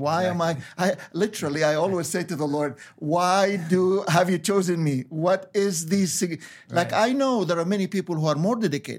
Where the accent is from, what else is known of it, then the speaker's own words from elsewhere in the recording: Egypt; born there; Well, I was born in Egypt, and as you referred to, and to a Coptic Christian family.